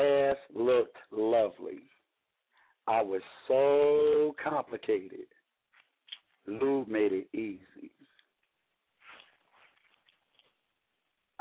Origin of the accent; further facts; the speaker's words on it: Delaware, United States; now in Cincinnati, United States; I'm from Delaware, living in Cincinnati right now